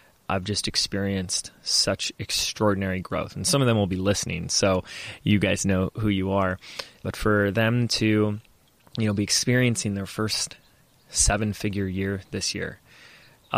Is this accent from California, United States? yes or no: yes; Laguna Beach, California, United States; my hometown, where I was born, where I was raised, where I live now, Laguna Beach